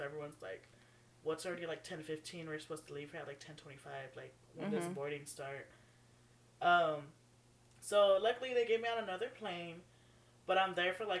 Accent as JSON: {"language": "English", "region": "Texas", "country": "United States", "said": "I'm from Texas, we don't prepare for these things."}